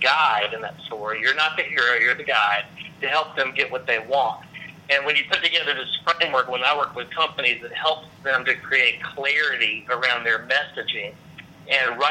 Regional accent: North Carolina, United States; moved away as an adult; also born or lived in Raleigh, North Carolina / Cary, North Carolina; now in Atlanta, United States; I'm from North Carolina

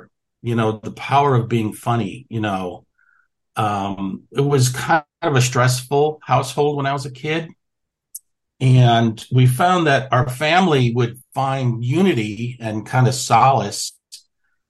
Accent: Waterbury, Connecticut, United States; my hometown in Waterbury, Connecticut, a little factory town

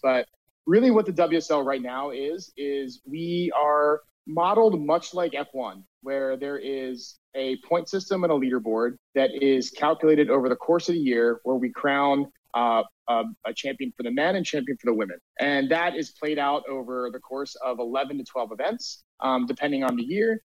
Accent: Delaware, United States; moved away as an adult; also born or lived in Syracuse, New York; now in Venice, Los Angeles, United States; growing up in Delaware, uh, you know, we're about an hour drive down to the coast

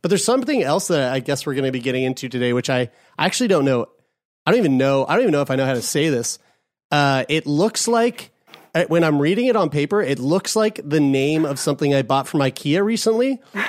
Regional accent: Colombia; now in Oshawa, Canada; way from Oshawa, Ontario. But originally from, we were just saying this before we started recording, we're originally from Colombia.

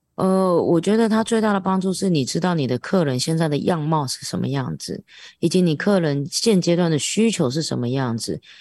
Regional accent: Taiwan; 我是一个台湾人

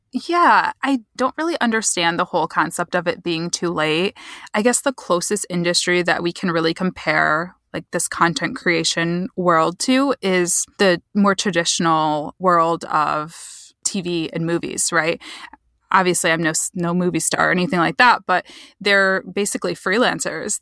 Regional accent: Michigan, United States; I'm from Michigan, so I'm from about two hours west of Detroit, smaller town

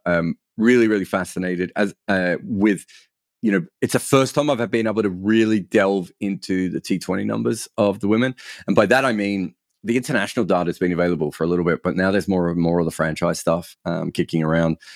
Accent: Australia; now in United Kingdom; I'm Australian

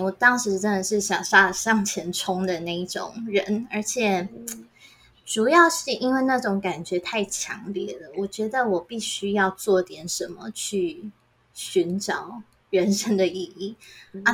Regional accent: Taiwan; 我一个人来自台湾

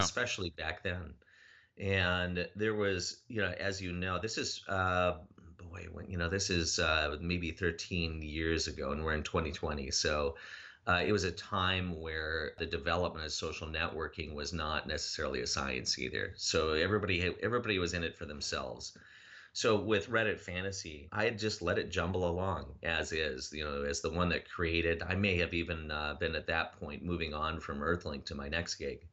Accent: Minnesota, United States; I'm from Minnesota

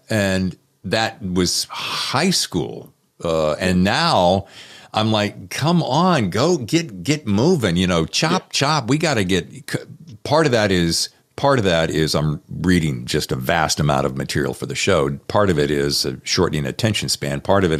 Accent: the South, United States; in the South where I grew up

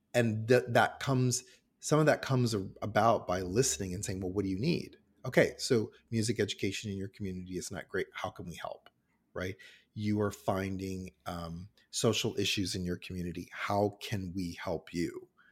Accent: Cincinnati, Ohio, United States; now in Toronto, Canada; I'm American and I grew up in Cincinnati, Ohio

